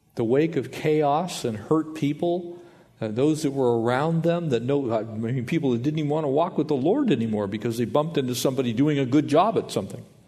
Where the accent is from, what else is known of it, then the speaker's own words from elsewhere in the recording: the South, United States; We're from the South